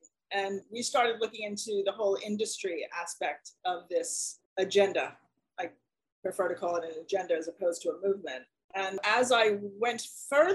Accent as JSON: {"language": "English", "country": "United States", "said": "I'm an American"}